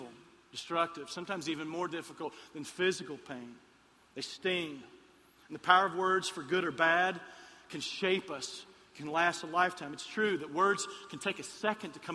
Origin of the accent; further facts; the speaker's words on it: Lexington, Kentucky, United States; moved away; I'm from Lexington, Kentucky